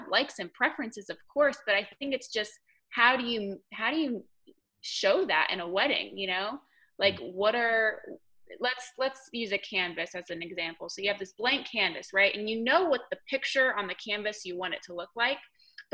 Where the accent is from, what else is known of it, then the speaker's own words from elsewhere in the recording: Connecticut, United States; accent: northern; moved away as an adult; now in Black Mountain, United States; I did not grow up here. I grew up in Connecticut. So I'm a long way from home.